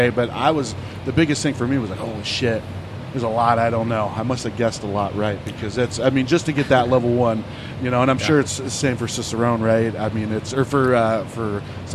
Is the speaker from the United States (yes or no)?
yes; outside of Pittsburgh, Pennsylvania, United States; now in Arizona, United States; I grew up outside of Pittsburgh